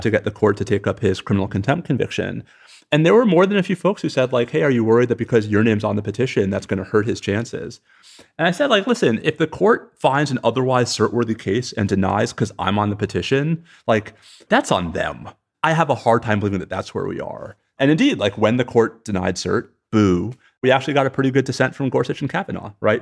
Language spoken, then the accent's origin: English; New York, United States; moved away; also born or lived in Texas; I'm a New Yorker